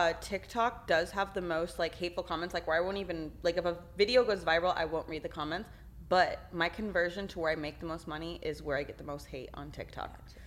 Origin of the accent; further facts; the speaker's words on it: Texas, United States; I'm from Texas, so I don't.